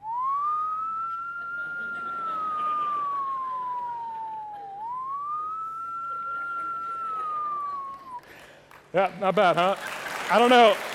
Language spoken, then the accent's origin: English; Ohio, United States; moved away; When I was a boy growing up in Ohio, the great state of Ohio